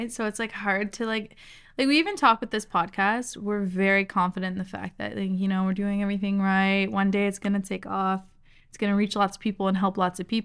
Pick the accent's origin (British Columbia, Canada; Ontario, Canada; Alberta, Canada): Ontario, Canada; Toronto; we're all from Toronto